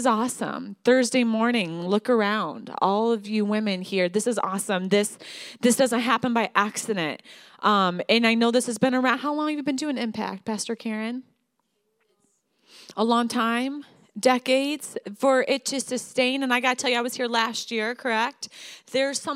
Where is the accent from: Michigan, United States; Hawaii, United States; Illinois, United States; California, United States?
Michigan, United States; moved away as an adult; now in Denver, United States; I'm from Michigan